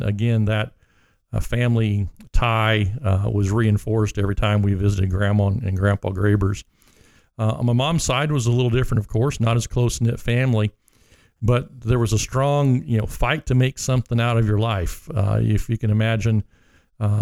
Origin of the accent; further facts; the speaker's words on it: Montgomery, Indiana, United States; also born or lived in Lafayette, Indiana; I grew up just outside of Montgomery here on Highway 50, just a couple miles east of town.